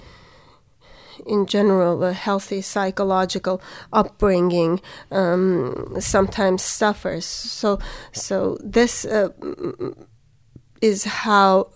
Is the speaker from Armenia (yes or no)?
yes; Yerevan, Armenia; also born or lived in Alabama, United States; I grew up in Yerevan, which is the capital of Armenia